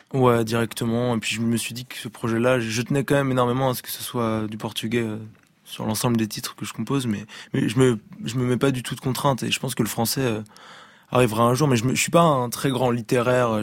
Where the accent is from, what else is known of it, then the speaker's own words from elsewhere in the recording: Brittany, France; accent: French; je suis breton finalement